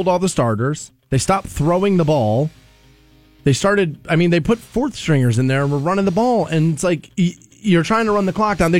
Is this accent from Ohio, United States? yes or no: yes; Aurora Shores, Ohio, United States; I grew up in Aurora Shores, right? That's a nice neighborhood